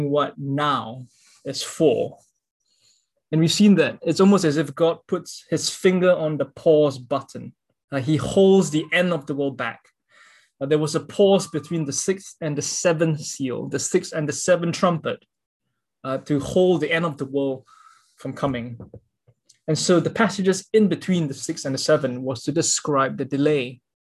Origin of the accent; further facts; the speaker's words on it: Singapore; I'm a Singaporean